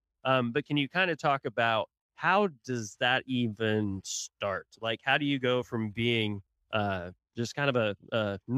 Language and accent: English; Tulsa, Oklahoma, United States; moved away; I'm from Tulsa originally, so I was always a Tulsa Oiler fan, lived down here obviously for quite some time now.